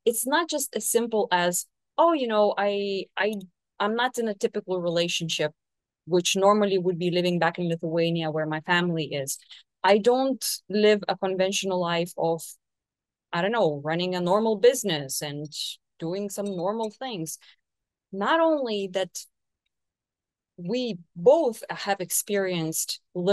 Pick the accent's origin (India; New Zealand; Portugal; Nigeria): Portugal; moved away as an adult; now in Brazil; live in Brazil, 10,000 kilometers away from my home country